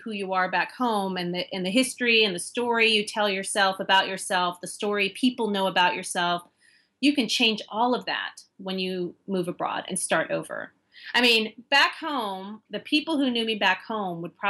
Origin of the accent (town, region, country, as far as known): United States; moved away as an adult; also born or lived in London, United Kingdom / China